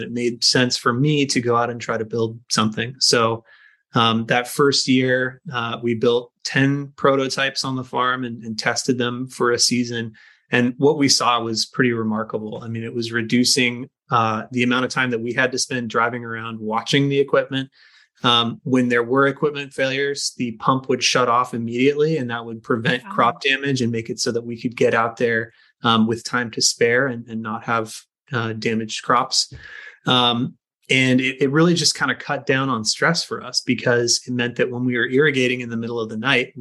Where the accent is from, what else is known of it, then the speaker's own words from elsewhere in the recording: Skagit Valley, Washington, United States; growing up in Skagit Valley, the family potato farm was a huge part of my life